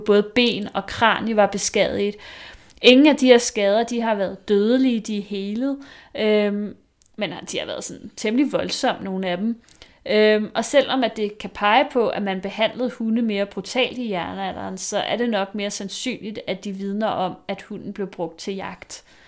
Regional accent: Vestegnen, Capital Region of Denmark, Denmark; Jeg er fra Vestegnen

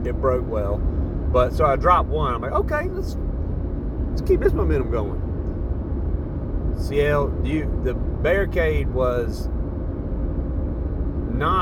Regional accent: Southeast, United States; We're from the Southeast. We don't deal with a whole lot of wind

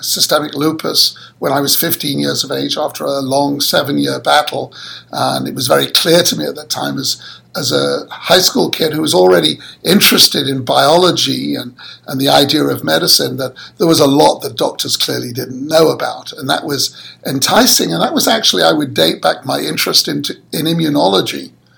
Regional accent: Manchester, North West England, United Kingdom; moved away; I was born and brought up in Manchester, that's in the north of England.

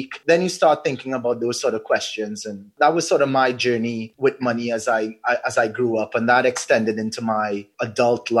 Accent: Trinidad & Tobago; Being a Trinidadian

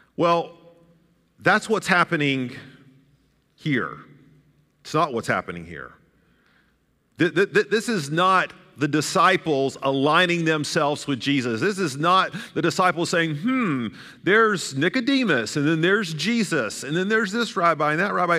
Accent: Chattanooga, Tennessee, United States; That's where I grew up, the road I grew up in Chattanooga, Tennessee

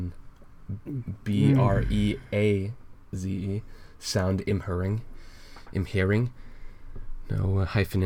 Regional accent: United States

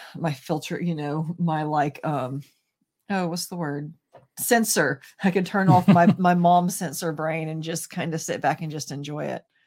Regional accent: American South, United States; being American and Southern

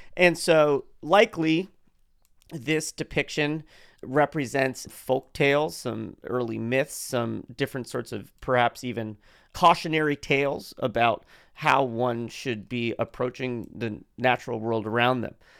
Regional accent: United States; I am dutifully playing my role as an American

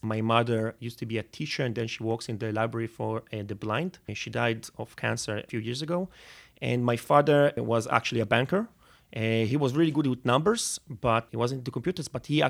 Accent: Netanya, Central District, Israel; So I grew up in Netanya. Netanya is like 30 kilometers north of Tel Aviv.

